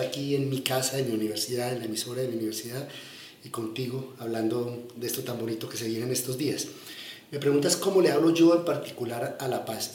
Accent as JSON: {"language": "Spanish", "town": "Medellín", "region": "Antioquia", "country": "Colombia", "tie": "born or raised there", "also_born_or_lived": "Yarumal", "said": "Yo crecí en la Medellín de los 80 y de los 90, vengo de un pueblo eh, que es Yarumal"}